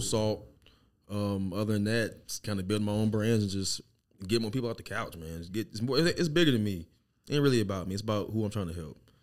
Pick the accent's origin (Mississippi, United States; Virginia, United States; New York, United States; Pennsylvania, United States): Mississippi, United States; Lauderdale; also born or lived in Biloxi, Mississippi; now in Kansas City, United States; I was raised in Lauderdale, but we were in Biloxi before Katrina